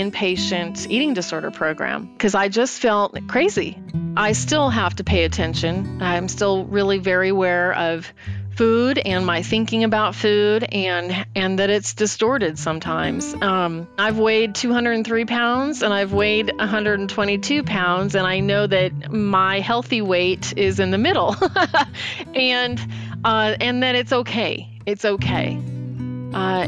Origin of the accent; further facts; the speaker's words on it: Yucaipa, California, United States; I'm originally from Yucaipa, California, which is a relatively small town